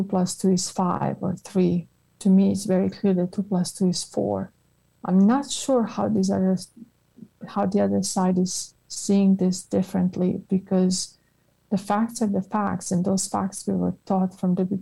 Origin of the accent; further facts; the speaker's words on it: Croatia; moved away as an adult; also born or lived in Italy / United Kingdom; now in United States; I remember being in high school in Croatia.